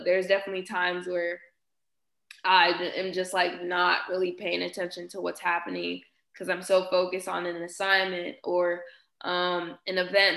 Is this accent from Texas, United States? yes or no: yes; Houston, Texas, United States; moved away